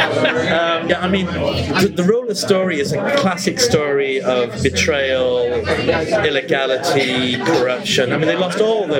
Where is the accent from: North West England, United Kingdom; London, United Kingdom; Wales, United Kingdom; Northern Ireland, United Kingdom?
Wales, United Kingdom; South; I didn't grow up in Scotland, I grew up in South Wales.